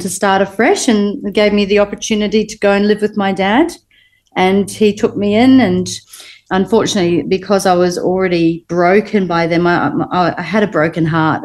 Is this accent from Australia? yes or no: no; New Zealand; also born or lived in Liverpool, England; I was born in Liverpool, England, mm-hmm. and I moved to New Zealand when I was two